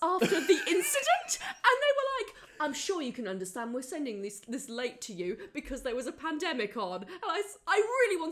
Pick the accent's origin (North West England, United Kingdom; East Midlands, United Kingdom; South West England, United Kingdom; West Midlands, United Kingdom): West Midlands, United Kingdom; I'm like West Midlands.